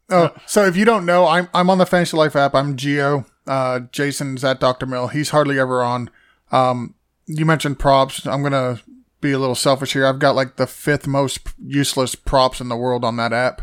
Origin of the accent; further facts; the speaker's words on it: Massachusetts, United States; now in Florida, United States; I was born in Massachusetts.